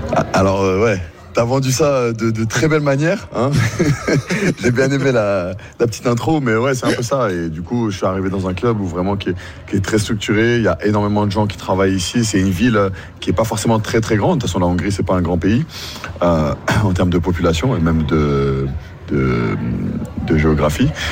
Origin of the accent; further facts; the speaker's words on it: Paris, Île-de-France, France; moved away as an adult; also born or lived in Veszprém, Hungary; now in Hungary; on est parisien